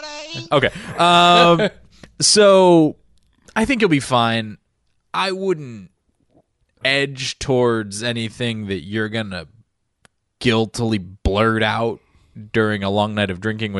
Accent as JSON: {"language": "English", "country": "Ireland", "said": "As an Irishman, I get worried that other people can't handle the kind of drinking that's going to go on at German Oktoberfest."}